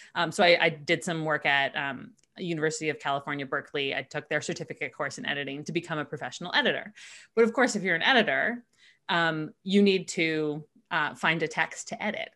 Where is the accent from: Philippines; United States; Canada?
Canada; we're Canadian